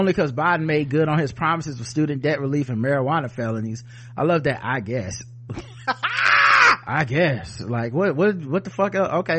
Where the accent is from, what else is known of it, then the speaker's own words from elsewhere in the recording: California, United States; I grew up in Southern California. I always had a mixed ethnic demographic of friends from school, my neighborhood, and sports and more.